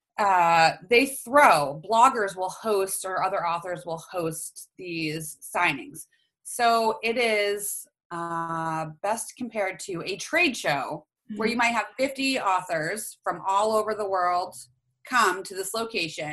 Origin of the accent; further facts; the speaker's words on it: Maine, United States; we're from Maine